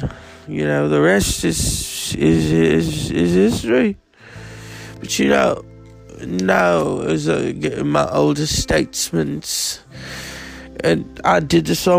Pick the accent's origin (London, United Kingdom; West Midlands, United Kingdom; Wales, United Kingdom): West Midlands, United Kingdom; Birmingham; But, you know, when I was growing up in Birmingham, I wanted to be a ….